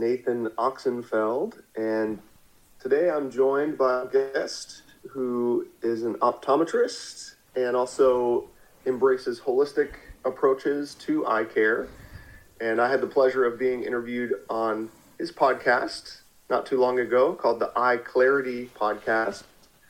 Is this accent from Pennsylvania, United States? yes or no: yes; Philadelphia, Pennsylvania, United States; I'm originally from Philadelphia area